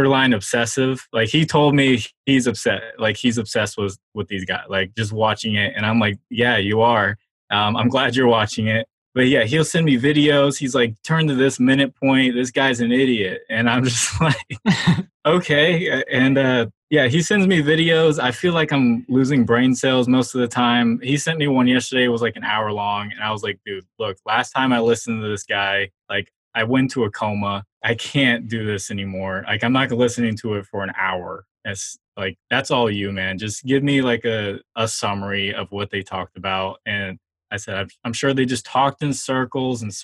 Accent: Charlotte, North Carolina, United States; I was growing up in Charlotte and everyone was Panthers fans

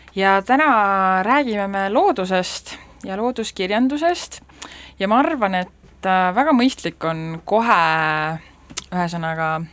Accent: Saare County, Estonia; olen saarlane

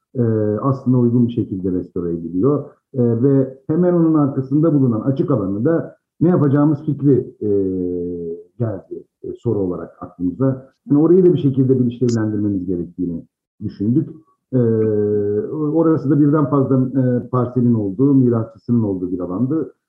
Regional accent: Izmir, Turkey; ben o bölgede doğdum büyüdüm iki çeşmelikte

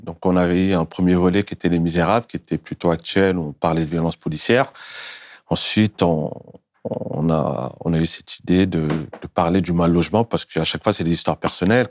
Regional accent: Montfermeil, Île-de-France, France; nous, on a grandi au Bosquet.

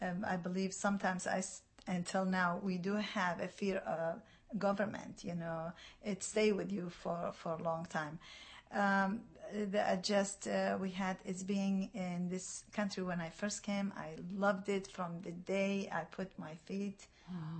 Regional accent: Iraq; English is a second language; now in United States; I am from Iraq

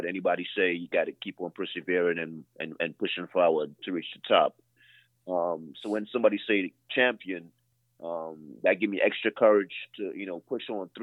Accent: Trinidad & Tobago; now in South Carolina, United States; I'm from the island of Trinidad and Tobago

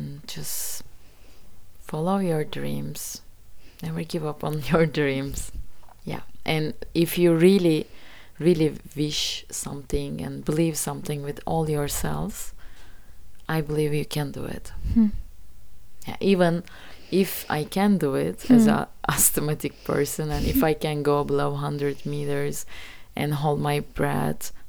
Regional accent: Gelibolu, Çanakkale, Turkey; English is a second language; it happened in my hometown, actually, the Kalipoli part

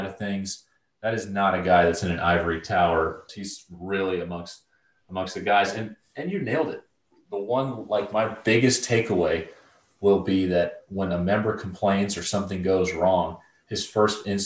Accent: Atlanta, Georgia, United States; when I was 13, 14 years old, growing up in Atlanta suburbs

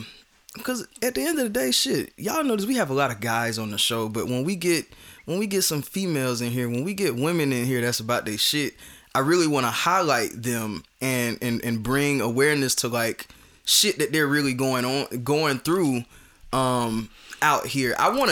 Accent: the South, United States; And I noticed, like, people from the South, we're weird about

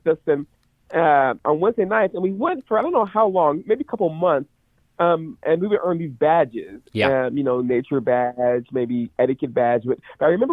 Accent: Lexington, Kentucky, United States; I grew up in Lexington, Kentucky

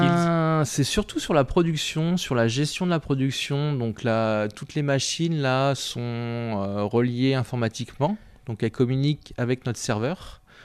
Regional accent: Nantes, Pays de la Loire, France; moved away as an adult; also born or lived in Paris / Nancy; now in Saint-Étienne, France; on est originaire de Nantes

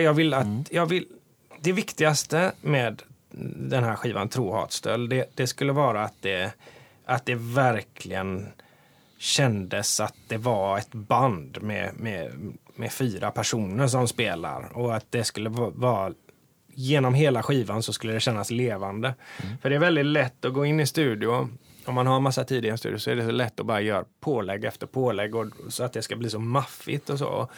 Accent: Hindås, Västra Götaland, Sweden; Jag gillar att göra grejer i min hemby

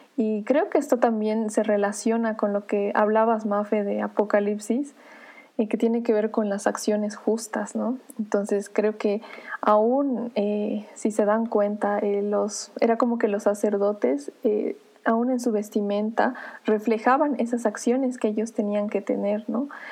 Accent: Bolivia; como boliviana

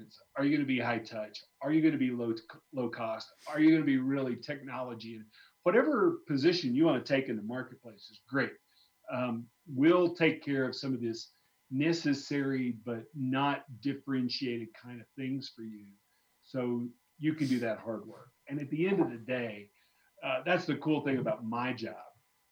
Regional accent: Arkansas, United States; moved away; I grew up in Arkansas early on

